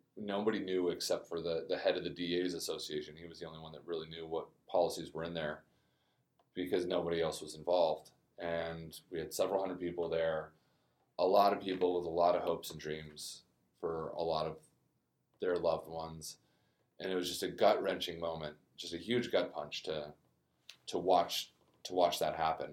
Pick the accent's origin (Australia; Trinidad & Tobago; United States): United States; Aurora, Colorado; moved away as an adult; also born or lived in Namibia; now in New Orleans, United States; I'm from Aurora, Colorado, just outside of Denver